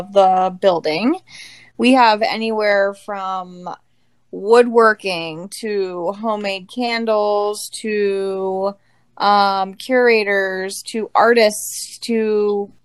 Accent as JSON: {"language": "English", "town": "Manheim", "region": "Pennsylvania", "country": "United States", "tie": "born or raised there", "said": "We are actually high school sweethearts from Mannheim Central. Graduated in 2004 and have our little family here between Mannheim and Lititz"}